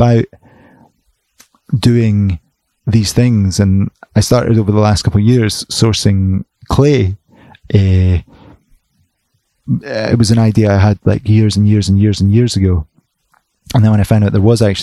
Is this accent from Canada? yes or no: no; United Kingdom; we're very British